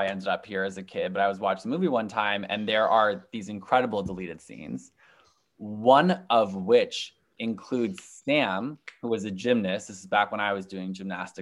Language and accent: English; United Kingdom; As a British person